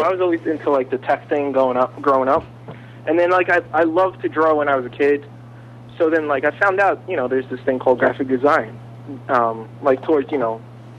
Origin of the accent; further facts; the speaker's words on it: New York City, New York, United States; also born or lived in Staten Island, New York / Madison, New Jersey; I grew up in Brooklyn